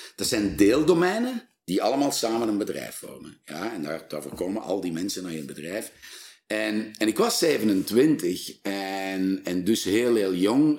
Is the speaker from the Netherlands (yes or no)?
no; Flanders, Belgium; wij zijn Vlamingen